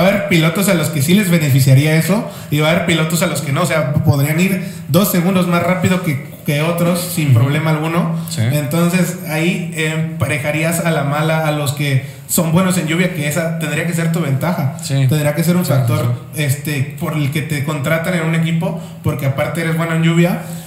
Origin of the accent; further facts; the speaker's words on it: Mexico; como mexicanos o como latinoamericanos